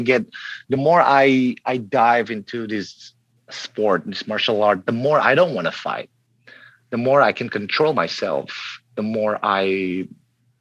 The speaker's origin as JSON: {"language": "English", "town": "Palembang", "region": "South Sumatra", "country": "Indonesia", "tie": "born or raised there", "said": "I was born in South Sumatra, Palembang, an island below Java"}